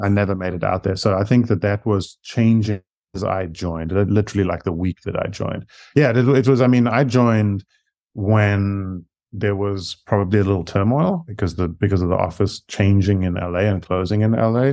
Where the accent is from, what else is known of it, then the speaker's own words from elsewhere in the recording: South Africa; accent: South African; moved away as an adult; now in United States; I actually moved to the U S from South Africa. So that's where my accent comes from.